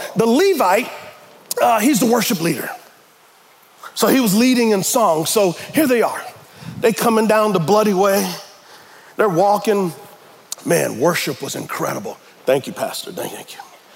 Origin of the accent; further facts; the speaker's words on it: United States; we as American Christians